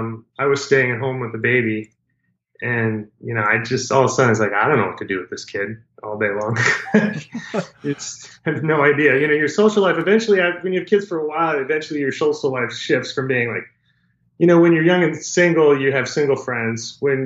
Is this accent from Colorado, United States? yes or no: yes; Colorado Springs, Colorado, United States; Yeah, I actually grew up in Colorado Springs. It's my hometown.